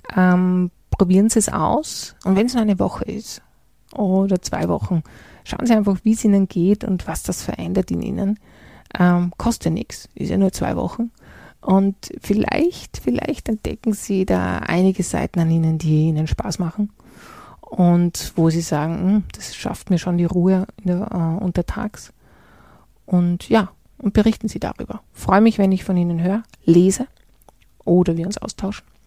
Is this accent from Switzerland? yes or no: no; Salzburg, Austria; ich bin in der Stadt Salzburg groß geworden